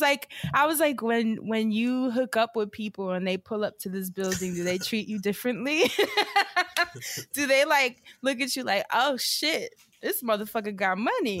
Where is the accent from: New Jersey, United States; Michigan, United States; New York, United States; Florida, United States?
New York, United States; moved away; I'm a New Yorker, like a bl- true blue New Yorker